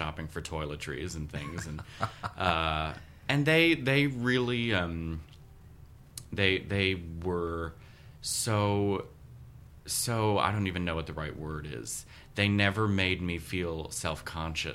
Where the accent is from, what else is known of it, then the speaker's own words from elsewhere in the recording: Baltimore, Maryland, United States; now in New York, United States; I grew up in Baltimore.